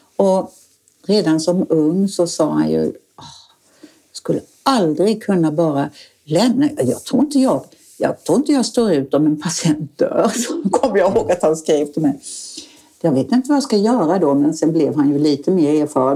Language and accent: Swedish; Falkenberg, Halland County, Sweden; moved away as an adult; also born or lived in Africa / Åland; now in Oskarshamn, Sweden; jag kom från Falkenberg